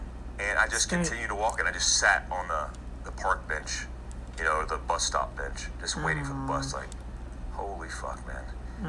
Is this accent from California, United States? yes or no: no; Daytona Beach, Florida, United States; also born or lived in Germany; I grew up in Daytona Beach, Florida, for the most part, and I say for the most part because I was all over the place. I lived my first 4 years in life in Germany